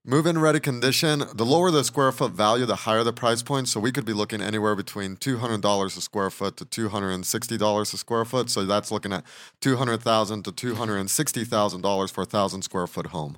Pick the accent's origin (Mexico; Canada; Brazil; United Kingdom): Mexico; now in Asheville, United States; I was born and raised in Mexico